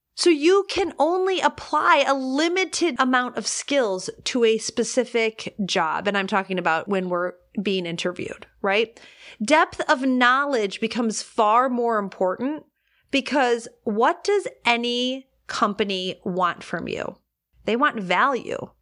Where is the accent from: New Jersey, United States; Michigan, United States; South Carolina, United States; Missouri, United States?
Michigan, United States; Detroit; I grew up in Detroit